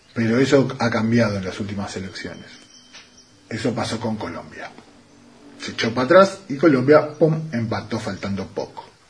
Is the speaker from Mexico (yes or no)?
no; Uruguay; now in Argentina; soy uruguayo